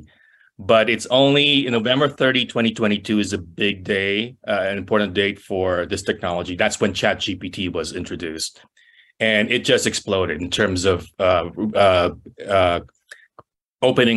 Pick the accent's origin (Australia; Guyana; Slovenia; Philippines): Philippines; moved away as an adult; also born or lived in San Francisco; now in United States; I'm from the Philippines.